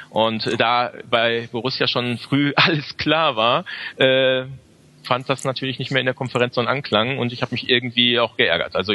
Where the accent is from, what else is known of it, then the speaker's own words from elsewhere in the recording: Dortmund, North Rhine-Westphalia, Germany; Gebürtiger Dortmunder, genau.